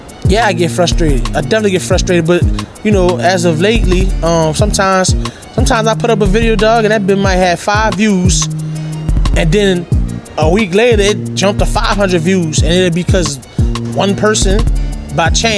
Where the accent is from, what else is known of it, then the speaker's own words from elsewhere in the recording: New Orleans, Louisiana, United States; I'm from New Orleans